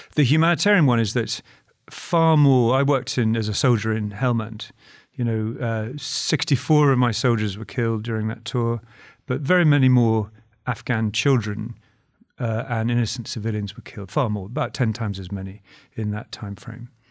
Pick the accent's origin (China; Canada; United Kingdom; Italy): United Kingdom; speaking as a Brit